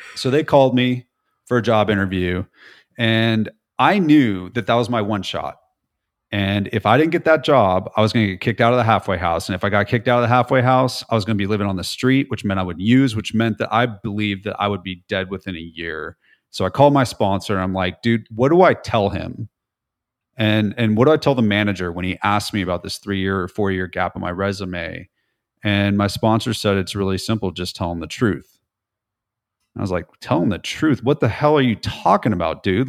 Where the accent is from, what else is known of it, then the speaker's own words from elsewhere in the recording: California, United States; moved away as an adult; now in Nashville, United States; I'm from California, but I've spent the last seventeen years in Nashville.